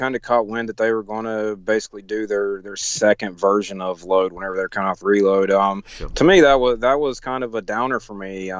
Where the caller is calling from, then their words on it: Nashville, Tennessee, United States; Nashville. Tennessee.